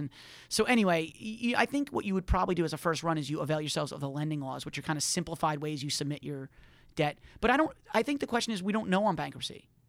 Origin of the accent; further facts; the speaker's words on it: New York, United States; growing up in New York